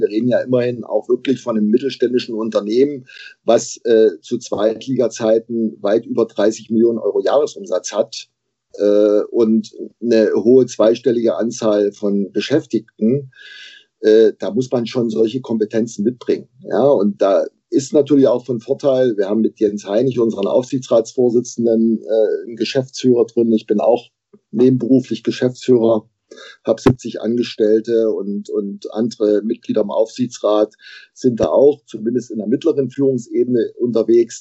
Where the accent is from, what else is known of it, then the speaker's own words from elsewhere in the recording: Bautzen, Saxony, Germany; moved away as an adult; also born or lived in Jena; now in Erfurt, Germany; Jahrgang 1968, geboren in Bautzen. Mittlerweile hat es mich äh, erst durchs Studium in Jena und dann beruflich nach Erfurt verschlagen.